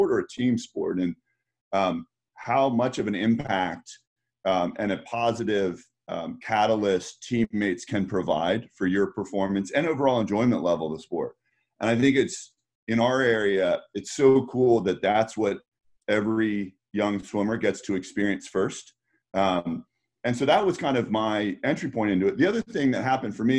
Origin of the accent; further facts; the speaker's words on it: Northern Virginia, United States; I grew up in Northern Virginia and kind of in the DC area